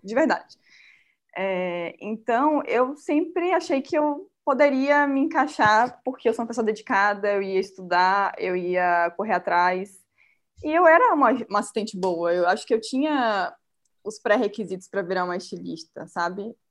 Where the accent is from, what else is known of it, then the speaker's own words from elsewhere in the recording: Salvador, Bahia, Brazil; moved away as an adult; eu não sou daqui, eu sou de Salvador